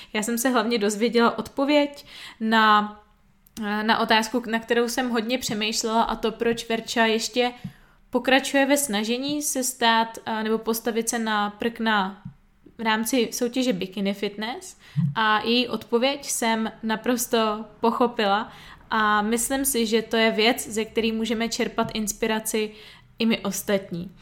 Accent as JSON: {"language": "Czech", "town": "Plzeň", "region": "Plzeň Region", "country": "Czechia", "said": "já jsem z Plzně"}